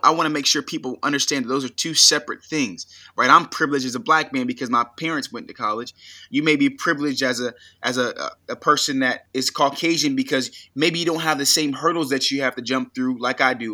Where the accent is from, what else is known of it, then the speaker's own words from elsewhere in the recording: United States; I was born in the United States